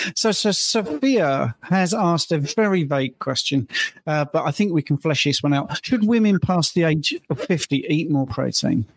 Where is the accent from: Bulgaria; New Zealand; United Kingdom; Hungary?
United Kingdom; I'm British